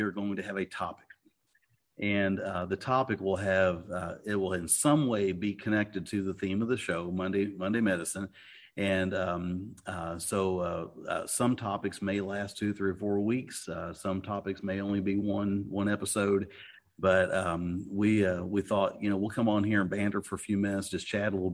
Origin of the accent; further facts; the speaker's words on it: Paducah, Kentucky, United States; moved away as an adult; also born or lived in Missouri / Maryland; I was actually born in Missouri, but I grew up in Paducah, Kentucky